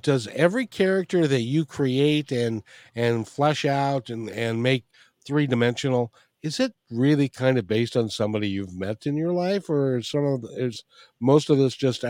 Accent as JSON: {"language": "English", "country": "Ireland", "said": "It is a fine Scottish name, but yeah, I'm Irish anyway."}